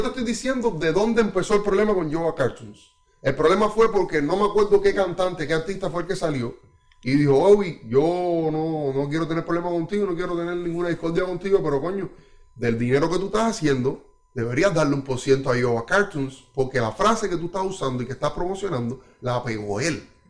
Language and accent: Spanish; Cuba; now in Canada; mi niñez en Cuba